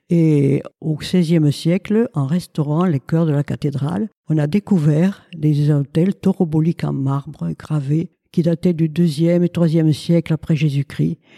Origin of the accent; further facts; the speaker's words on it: Occitania, France; born there; je suis née en Gascogne, à 35 km de Lectour, à la ville de Lomagne.